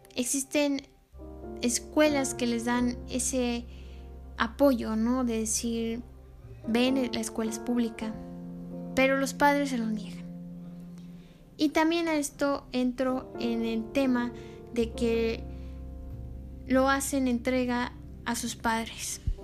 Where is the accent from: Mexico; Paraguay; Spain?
Mexico; nosotros como humanos, como mexicanos